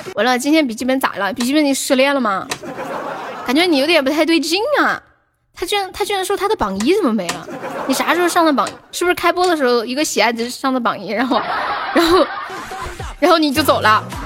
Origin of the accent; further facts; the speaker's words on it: Sichuan, China; accent: Sichuanese; 我们四川话有一句很土的话叫“见人我死，钩子摇”